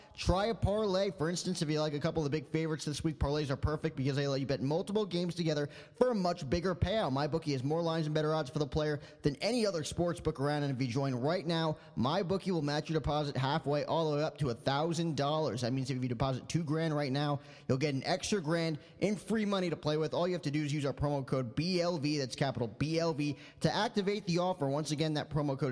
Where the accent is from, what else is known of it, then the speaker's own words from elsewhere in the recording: New Jersey, United States; my entire childhood growing up in New Jersey